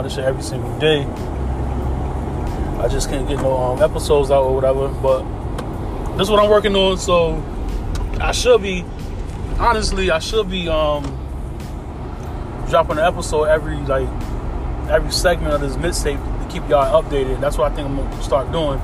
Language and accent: English; Connecticut, United States; I'm from Connecticut